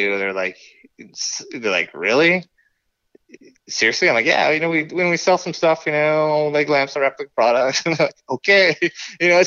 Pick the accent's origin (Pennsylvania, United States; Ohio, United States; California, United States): California, United States; Newbury Park; I grew up in Newbury Park, California